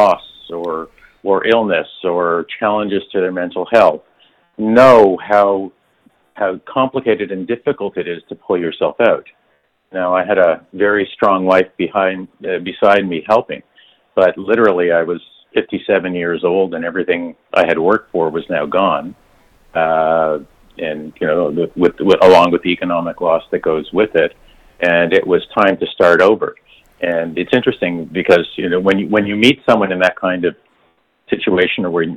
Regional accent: Montreal, Quebec, Canada; moved away as an adult; also born or lived in Toronto; I'm from Montreal originally, and okay. In 1989, I moved to Toronto

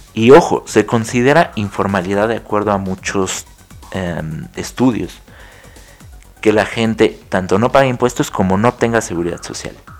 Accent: Mexico; somos 130 millones de mexicanos viviendo en este país

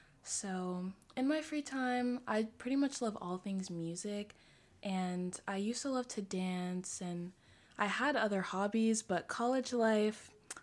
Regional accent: Boston, Massachusetts, United States; as you guys know. I'm from Boston. I'm 19, so I'm currently in college. I'm at Brown University, which is in Rhode Island.

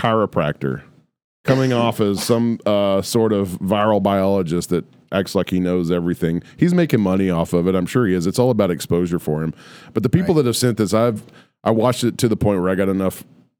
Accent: Texas, United States; we're from Texas.

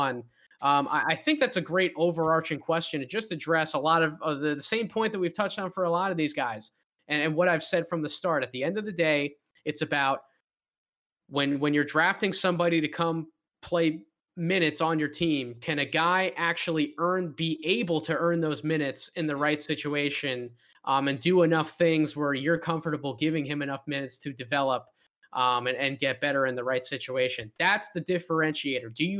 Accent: Philadelphia area, Pennsylvania, United States; I'm from the Philadelphia area or close enough to the Philadelphia area rooting for the hometown 76ers

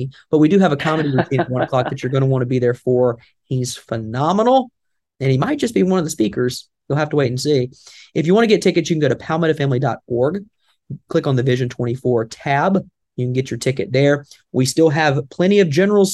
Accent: the South, United States; accent: Southern; my Southern accent

